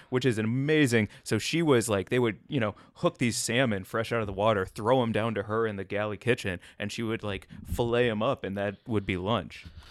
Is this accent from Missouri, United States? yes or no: yes; St. Louis, Missouri, United States; also born or lived in Chicago; now in Los Angeles, United States; I grew up in Saint Louis, home of, uh, Emo's Pizza